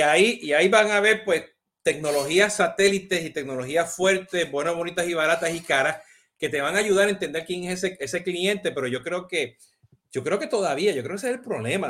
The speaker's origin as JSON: {"language": "Spanish", "country": "Puerto Rico", "moved": "yes", "lives_now": "United States", "said": "yo soy boricua"}